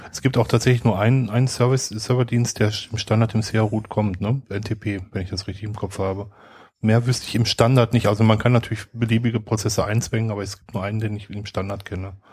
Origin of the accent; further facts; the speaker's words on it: North Rhine-Westphalia, Germany; Äh, ich komme aus dem Ruhrgebiet, da heißt es Inschuld